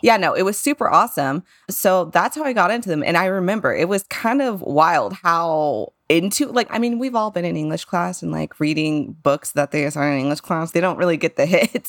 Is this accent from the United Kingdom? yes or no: no; San Antonio, Texas, United States; growing up in San Antonio was a different experience